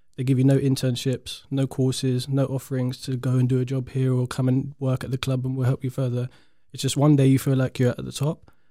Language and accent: English; London, United Kingdom; I'm from South London